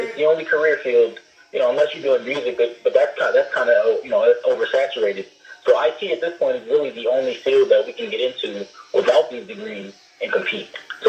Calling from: Brooklyn, New York, United States; I usually call out of Honolulu. I'm calling from Brooklyn, New York right now.

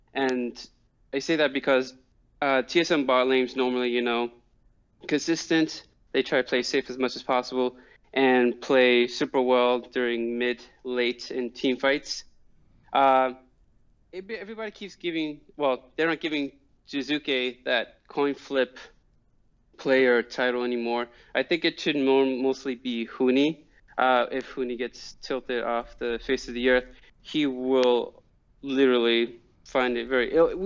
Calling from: New Rochelle, New York, United States; I'm calling from New Rochelle, New York

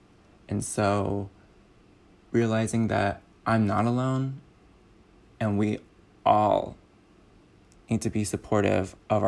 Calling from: Los Angeles, California, United States; I'm calling from Los Angeles, California

